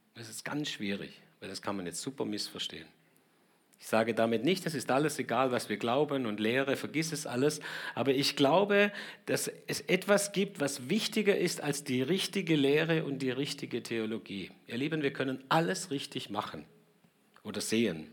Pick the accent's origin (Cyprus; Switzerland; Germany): Germany; uns in Deutschland